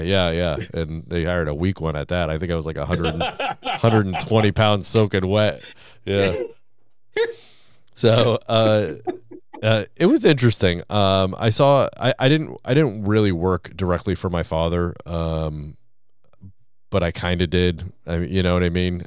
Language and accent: English; Gardner, Massachusetts, United States; my hometown of Gardner, Massachusetts